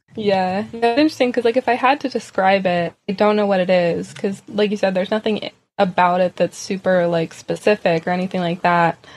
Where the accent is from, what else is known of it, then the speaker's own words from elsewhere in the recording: Pennsylvania, United States; As someone who's born and raised in Pennsylvania